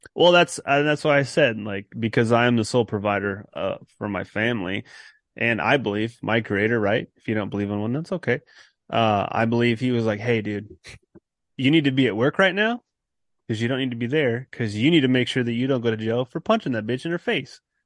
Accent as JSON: {"language": "English", "region": "California", "country": "United States", "moved": "as an adult", "said": "I'm originally from California"}